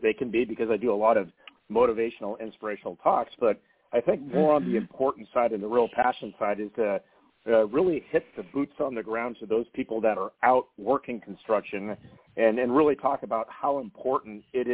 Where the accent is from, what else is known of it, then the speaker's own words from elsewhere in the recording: Manhattan Beach, California, United States; I was born and raised in Manhattan Beach, California